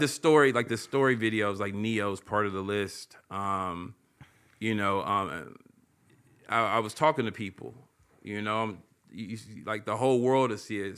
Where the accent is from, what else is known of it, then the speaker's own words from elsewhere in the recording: Oakland, California, United States; I came from East Oakland, you know what I'm saying, through and through, proud of it